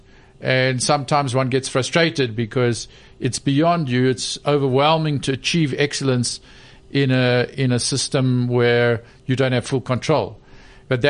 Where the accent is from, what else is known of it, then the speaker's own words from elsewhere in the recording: South Africa; I was born 1962 in South Africa and, you know, into a deeply unequal society